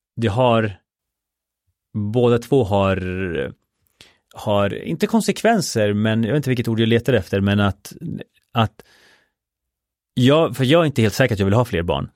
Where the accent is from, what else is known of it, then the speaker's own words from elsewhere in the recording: Sweden; also born or lived in Chile; jag kom till Sverige när jag var fyra år